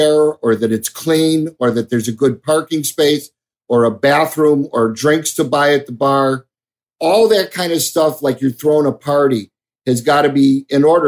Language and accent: English; Chicago, Illinois, United States; moved away as an adult; also born or lived in Phoenix; growing up in Chicago in the late 60s, early 70s